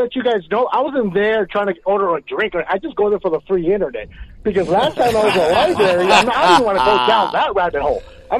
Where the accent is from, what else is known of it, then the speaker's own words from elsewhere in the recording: Los Angeles, California, United States; I'm old school punk rock, man. You know, I grew up in Northeast LA.